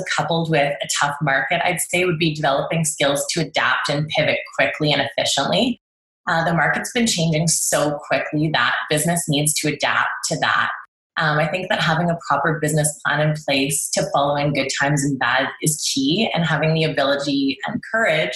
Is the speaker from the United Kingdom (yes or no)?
no; Calgary, Alberta, Canada; moved away as an adult; now in Edmonton, Canada; I was born and raised in Calgary